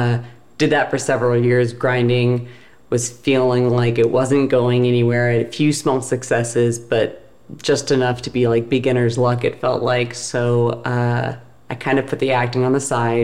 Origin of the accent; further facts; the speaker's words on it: Seattle, Washington, United States; moved away as an adult; also born or lived in Baltimore / New York / Los Angeles; I am from Seattle, and I went to school in Baltimore.